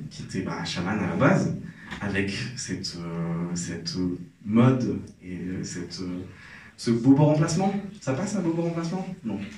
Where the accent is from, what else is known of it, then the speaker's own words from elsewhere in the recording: Algeria; Moi je suis algérien, euh, j'ai grandi en Algérie